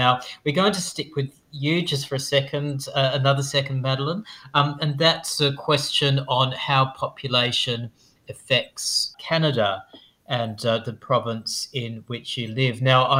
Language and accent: English; Australia; I'm an Australian